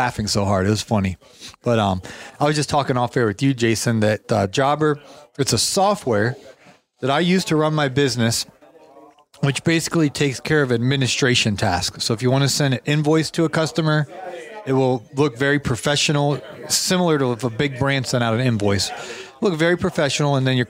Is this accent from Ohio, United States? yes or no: yes; Canton, Ohio, United States; I grew up in Canton, Ohio